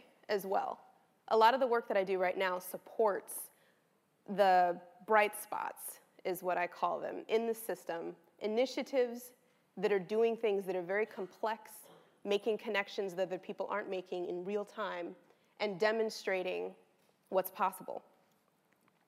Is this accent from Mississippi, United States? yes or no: no; Los Angeles, California, United States; I was born and raised in Los Angeles, California, late 80s, early 90s